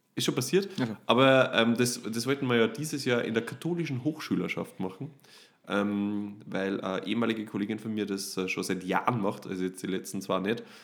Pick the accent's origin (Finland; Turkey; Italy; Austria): Austria; Upper Austria; bei uns in Oberösterreich